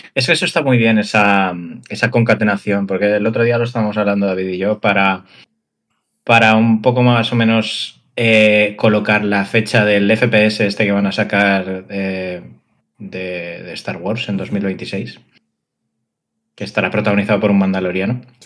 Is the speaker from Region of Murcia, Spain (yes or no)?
no; Valencian Community, Spain; En Valencia lo decimos así